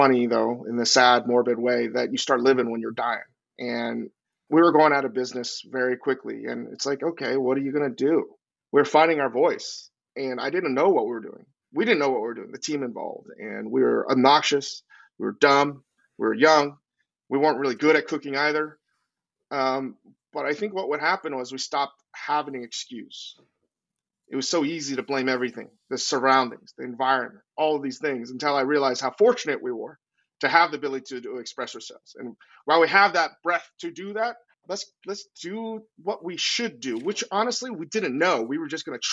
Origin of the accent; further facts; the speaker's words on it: Virginia, United States; also born or lived in New York; now in Los Angeles, United States; I grew up in Virginia.